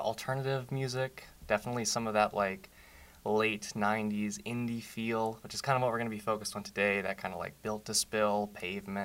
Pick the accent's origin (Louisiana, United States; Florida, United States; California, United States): Louisiana, United States; Ponchatoula; moved away; from Ponchatoula, Louisiana, freshman here at Barry.